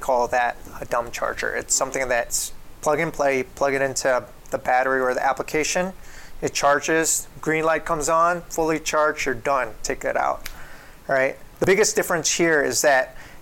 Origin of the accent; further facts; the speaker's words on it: Chicago, Illinois, United States; I come from Chicago.